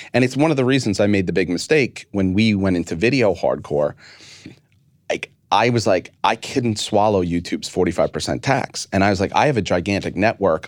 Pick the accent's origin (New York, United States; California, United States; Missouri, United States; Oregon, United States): New York, United States; I'm a New Yorker